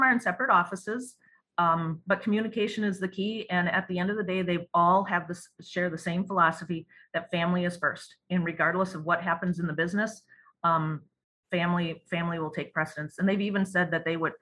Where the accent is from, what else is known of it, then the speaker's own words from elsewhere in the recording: Cameron, Wisconsin, United States; growing up in that small town, you get to know everybody and everybody knows you